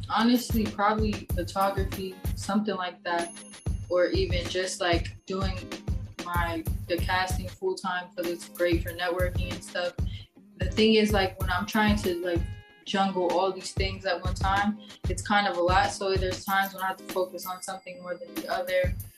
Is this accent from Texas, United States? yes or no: yes; Dallas, Texas, United States; moved away as an adult; now in Los Angeles, United States; I'm from Dallas. Um, I moved to LA in like what was it? August 2019.